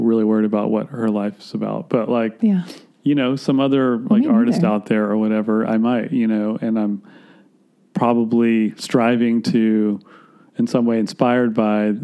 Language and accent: English; Gainesville, Florida, United States; also born or lived in Atlanta, Georgia; I was born in Atlanta, Georgia, but I grew up in Florida